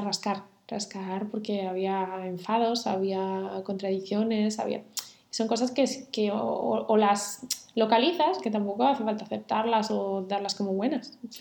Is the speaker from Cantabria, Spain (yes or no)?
yes; Santander, Cantabria, Spain; yo me crié en Santander